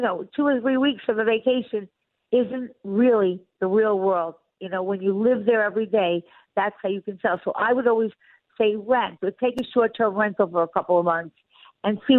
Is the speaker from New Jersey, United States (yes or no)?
no; Long Island, New York, United States; moved away; I'm from Long Island